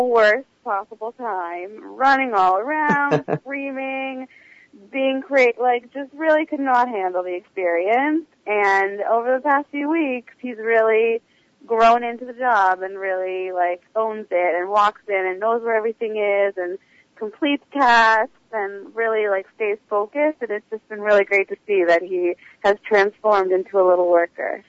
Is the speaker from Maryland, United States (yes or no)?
yes; Maryland, United States; moved away as an adult; now in New York City, United States; originally I'm from Maryland, but I've been living in New York City uh, for the past two plus years